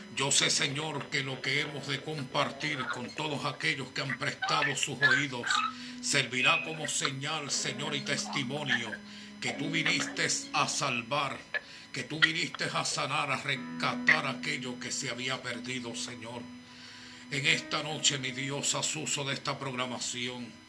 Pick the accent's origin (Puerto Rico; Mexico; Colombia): Puerto Rico; mi tierra, Puerto Rico